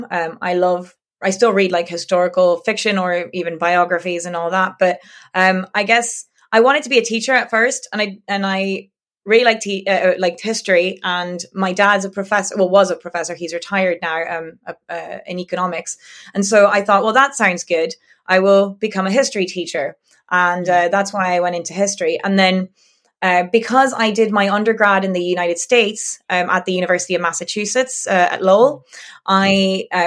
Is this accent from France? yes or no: yes; France; English is a second language; the English Channel uh, side mm-hmm. and um or what we call La Manche because uh, we're not we're not English mm-hmm. um and um yeah I grew up there